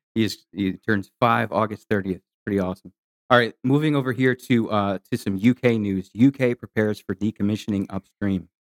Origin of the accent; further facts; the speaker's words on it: Michigan, United States; now in Texas, United States; I'm from Michigan. Nine months of winter was never, was never fun for me